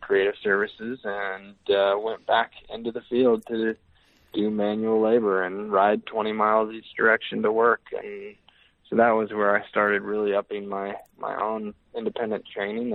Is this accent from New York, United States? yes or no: no; Lawrence, Kansas, United States; moved away as an adult; now in Salt Lake City, United States; I learned the the appreciation for hard work early back mm. in the eastern Kansas area, Lawrence, Kansas